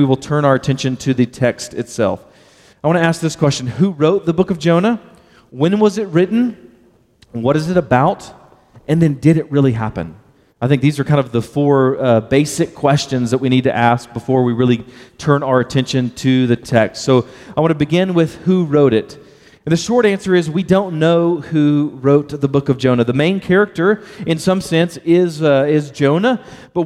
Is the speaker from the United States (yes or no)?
yes; Baytown, Texas, United States; I'm from Baytown, Texas, and I pronounce the word well and whale the exact same